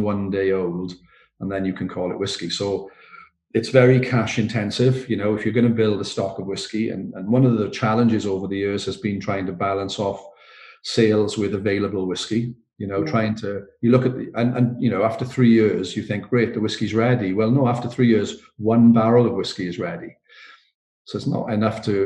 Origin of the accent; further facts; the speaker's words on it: Port Talbot, Wales, United Kingdom; I'm from Port Talbot